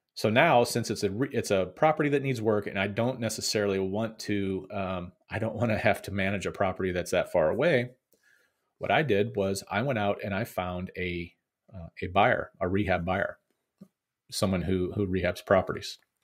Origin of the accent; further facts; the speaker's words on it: Missouri, United States; my home state of Missouri